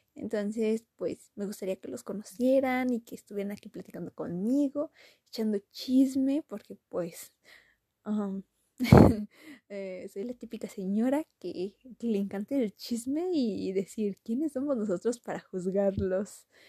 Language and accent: Spanish; Toluca, State of Mexico, Mexico; Soy originaria de Toluca eh, y vivo en Toluca